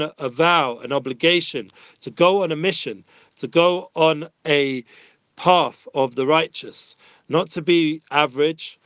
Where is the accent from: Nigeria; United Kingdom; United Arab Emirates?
United Kingdom; London; moved away as an adult; now in Israel; As young teenagers growing up in North London